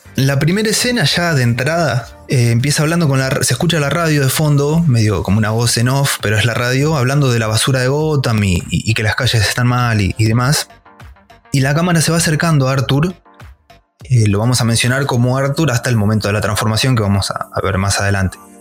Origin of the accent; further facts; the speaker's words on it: La Pampa, Argentina; yo soy de La Pampa, bien el interior, un pueblito totalmente random.